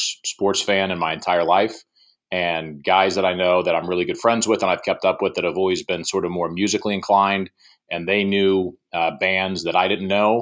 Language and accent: English; Lumberton, North Carolina, United States; also born or lived in Raleigh, North Carolina / Asheville, North Carolina; I moved to Lumberton when I was 6